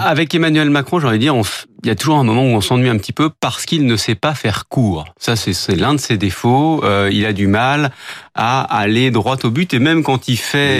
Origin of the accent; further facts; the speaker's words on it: France; chez nous en France